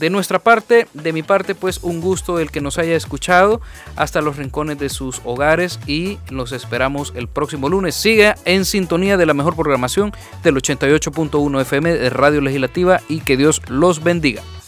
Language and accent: Spanish; El Salvador; como salvadoreños